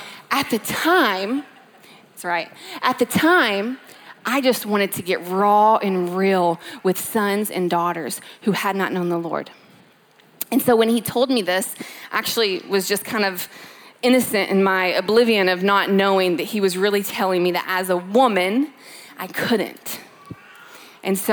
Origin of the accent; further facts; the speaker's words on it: Louisville, Kentucky, United States; moved away as an adult; now in California, United States; Born and raised in Louisville, Kentucky, moved out to California eight years ago